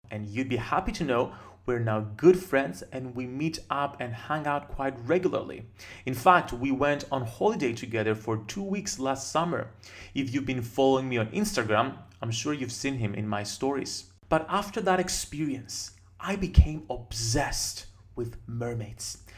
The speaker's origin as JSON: {"language": "English", "country": "Cyprus", "said": "my home country of Cyprus"}